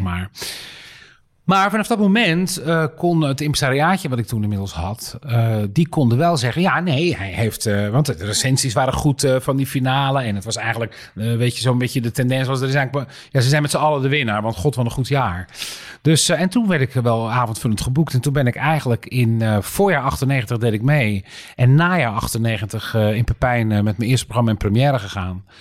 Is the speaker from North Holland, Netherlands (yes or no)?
no; Dirksland, South Holland, Netherlands; moved away; het is een boerenland waar ik vandaan kom. omgeven door, uh, door meren en zee